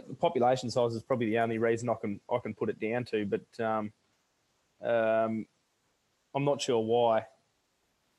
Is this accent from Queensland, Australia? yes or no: no; Warren, New South Wales, Australia; moved away as an adult; also born or lived in Manly; now in Dubbo, Australia; I came to first start my study in Manly, when I came from Warren